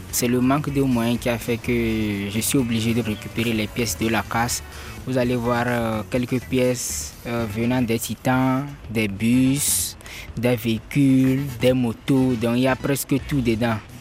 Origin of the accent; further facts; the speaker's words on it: Kara, Kara Region, Togo; now in Lomé, Togo; J'ai vécu depuis mon enfance à Kara